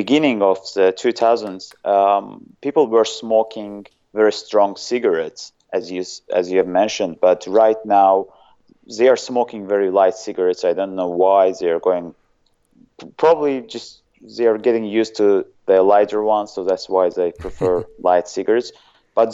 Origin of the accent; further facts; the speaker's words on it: Azerbaijan; first language Azerbaijani; English is a second language; I'm actually from a small country called Azerbaijan